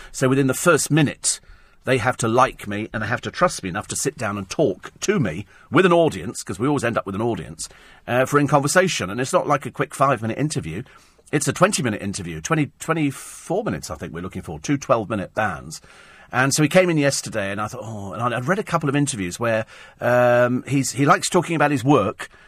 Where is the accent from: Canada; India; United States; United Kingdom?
United Kingdom